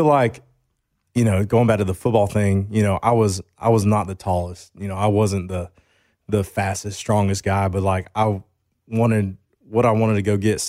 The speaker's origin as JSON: {"language": "English", "town": "Grayson", "region": "Georgia", "country": "United States", "tie": "born or raised there", "said": "I went to Grayson High School. So, you know, like you're talking about, I grew up like in the Grayson area, which is like, and then Loganville was like the bigger town."}